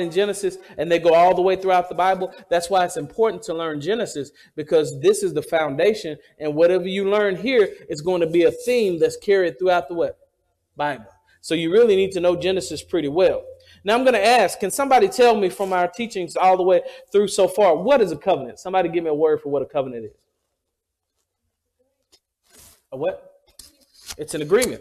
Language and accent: English; the South, United States; I'm from the South, and I'm proud to be from the South.